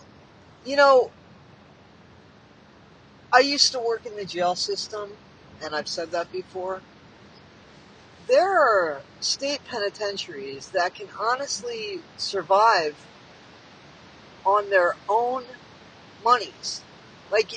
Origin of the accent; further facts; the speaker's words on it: United States; I'm from the United States.